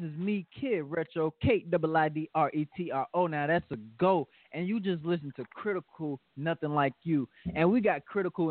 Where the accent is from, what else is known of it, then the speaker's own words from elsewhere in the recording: the South, United States; I was the first born in the South. First born in the South.